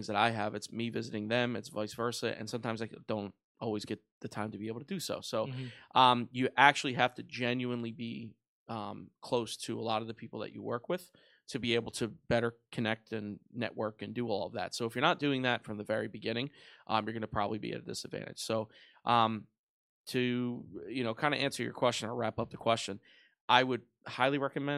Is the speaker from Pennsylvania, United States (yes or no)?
yes; Philadelphia, Pennsylvania, United States; Born and raised in South Philadelphia